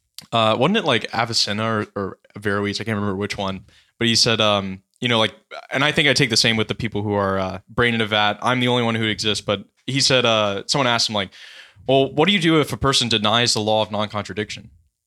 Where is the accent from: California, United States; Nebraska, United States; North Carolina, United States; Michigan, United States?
California, United States; San Diego; moved away as an adult; now in Steubenville, United States; I'm from San Diego.